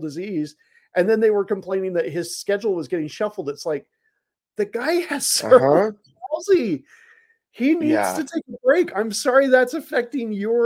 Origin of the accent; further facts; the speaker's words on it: Salt Lake City, Utah, United States; where are you from? I said, Salt Lake.